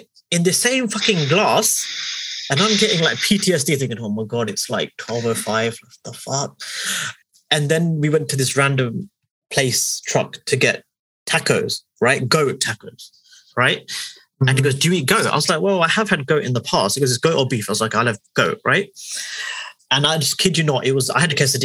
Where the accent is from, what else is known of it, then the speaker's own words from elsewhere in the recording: Hounslow, London, United Kingdom; we say we're from Hounslow